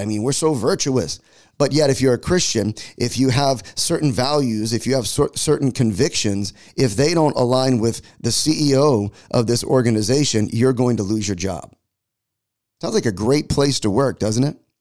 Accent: United States; as an American

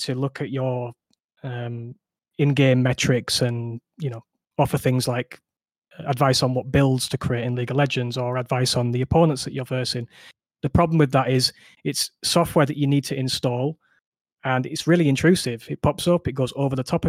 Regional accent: Yorkshire and the Humber, United Kingdom; I'm from Yorkshire. might come through on the accent

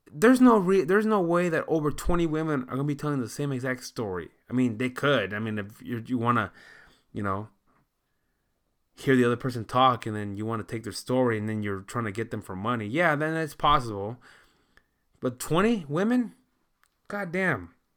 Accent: United States; I know that I'm, I'm American.

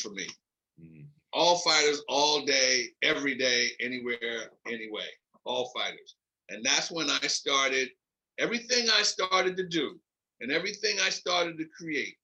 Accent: Philadelphia, Pennsylvania, United States; moved away as an adult; also born or lived in Nebraska; I come from Philly. I'm a hood rat. I come from a large family.

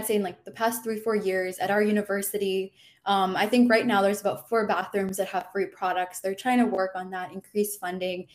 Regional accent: Michigan, United States; moved away as an adult; now in Florida, United States; I'm personally not from Florida, I'm from Michigan

